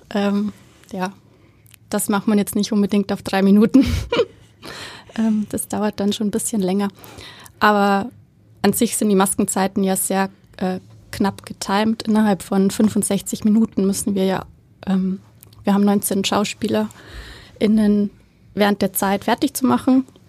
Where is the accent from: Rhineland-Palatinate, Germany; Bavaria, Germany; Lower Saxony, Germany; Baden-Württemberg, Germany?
Bavaria, Germany; moved away as an adult; also born or lived in Berlin; now in Hamburg, Germany; ich komme aus Bayern. ähm, hört man vielleicht so ein bisschen